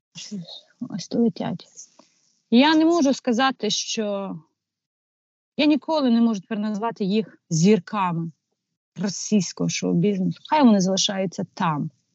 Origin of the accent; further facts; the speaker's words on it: Ukraine; also born or lived in Kyiv suburbs; ми українці